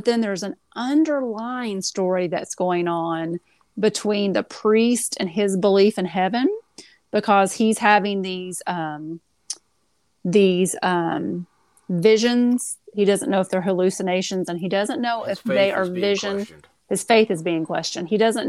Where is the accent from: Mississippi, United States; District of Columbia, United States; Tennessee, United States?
Tennessee, United States; I'm from East Tennessee.